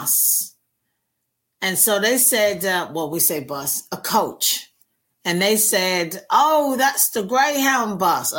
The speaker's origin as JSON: {"language": "English", "region": "London", "country": "United Kingdom", "tie": "born or raised there", "moved": "as an adult", "said": "I was born and raised in North London, Finsbury Park."}